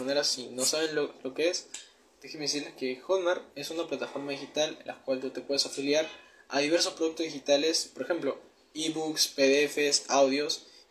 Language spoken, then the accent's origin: Spanish; Peru; tengo 19 años, soy de Perú